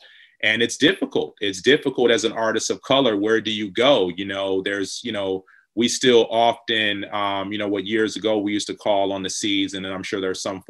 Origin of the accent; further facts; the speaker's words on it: Detroit, Michigan, United States; growing up in Detroit